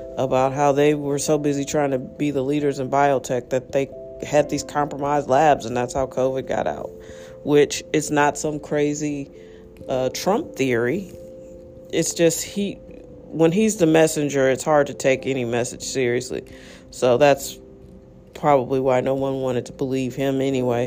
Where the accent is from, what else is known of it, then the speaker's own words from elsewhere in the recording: United States; as an American